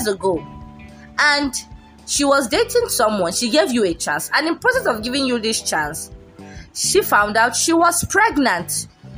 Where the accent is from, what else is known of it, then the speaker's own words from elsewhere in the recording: Nigeria; we are Nigerian, from a black country